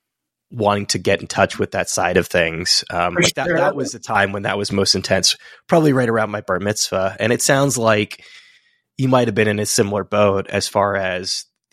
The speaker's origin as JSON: {"language": "English", "town": "Fremont", "region": "California", "country": "United States", "moved": "yes", "lives_now": "New York, United States", "said": "I'm in New York now, but I'm from Fremont originally"}